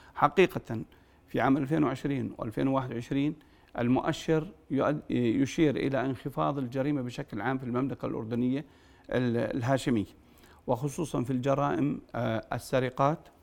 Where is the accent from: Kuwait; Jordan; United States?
Jordan; الأردن هو البلد الأعز والبلد الأوحد بالنسبة لنا كأردنيين